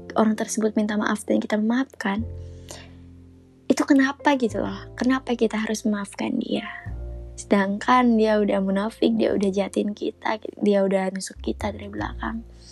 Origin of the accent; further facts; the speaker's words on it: a regency in Central Kalimantan, Indonesia; moved away as an adult; now in Palangkaraya, Indonesia; aku sendiri bukan asli situ. Aku sendiri dari kabupaten. Kabupaten di Kalimantan Tengah